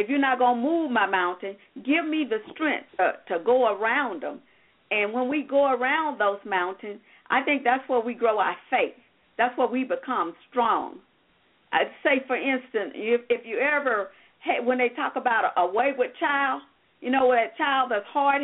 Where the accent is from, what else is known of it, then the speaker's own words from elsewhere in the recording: Hayti, Missouri, United States; now in Excelsior Springs, United States; Hayti, Missouri, which is my hometown